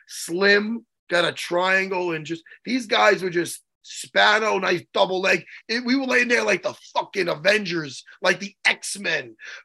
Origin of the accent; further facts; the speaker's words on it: East Meadow, New York, United States; I'm from East Meadow. I'm, like, literally a town over, like, one town over from Wantagh